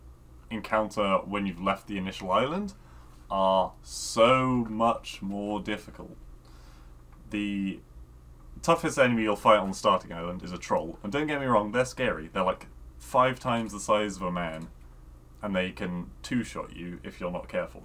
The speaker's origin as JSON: {"language": "English", "country": "United Kingdom", "said": "I was being British"}